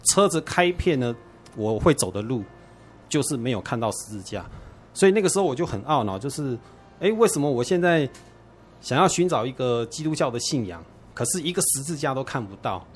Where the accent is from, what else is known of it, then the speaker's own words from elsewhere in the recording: Taiwan; 我是从小在眷村里面长大的哈，所以我们的邻居呢是天主教徒比较多